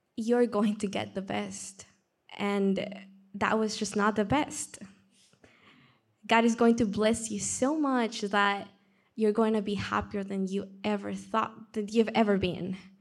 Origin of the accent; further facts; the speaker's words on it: Peru; accent: Peruvian; English is a second language; moved away; I'm from Peru, that's where the accent comes from. So, I'm growing up in Peru